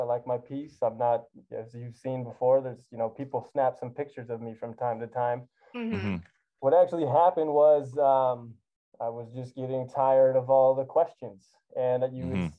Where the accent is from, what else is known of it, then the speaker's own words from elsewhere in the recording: Pacific Northwest, United States; moved away; I grew up in the Pacific Northwest.